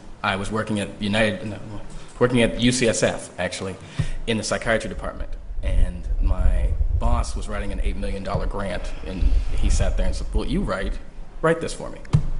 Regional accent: New York City, New York, United States; moved away as an adult; also born or lived in Connecticut / Chicago; now in California, United States; I'm from a little town called New York City. I grew up in Harlem. I went to college in Connecticut. I moved to California. I've been in California about 10 years, maybe, between that with stints in Chicago and here

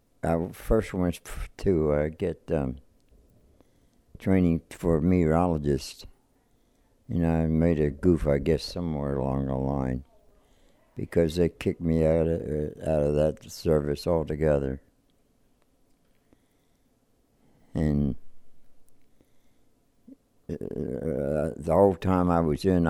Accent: Eastern Maryland, United States; I was born in Eastern Maryland in, 1923.

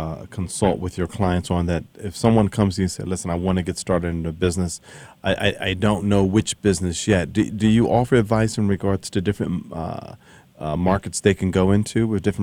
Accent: Atlantic City, New Jersey, United States; when I was growing up in Atlantic City at our family grocery store

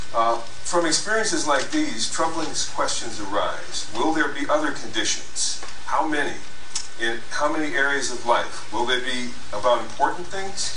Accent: United States; when I grew up in the United States

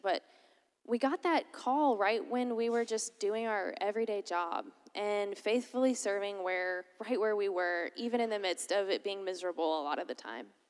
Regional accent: Lakeland, Florida, United States; moved away as an adult; I'm originally from Lakeland, Florida

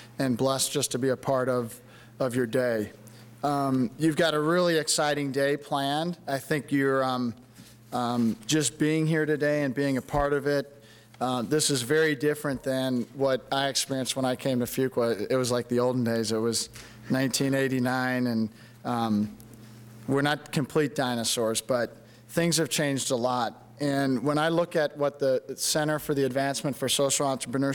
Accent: St. Louis, Missouri, United States; moved away as an adult; also born or lived in Durham, North Carolina; I grew up in St. Louis, very historic, old city.

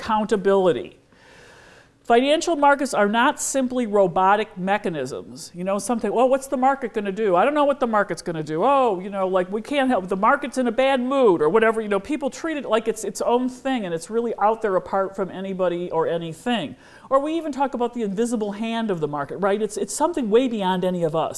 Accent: United States; as an American

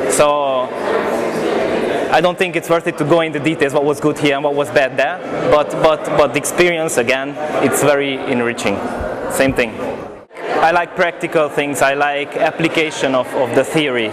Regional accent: Hungary; I come from Hungary

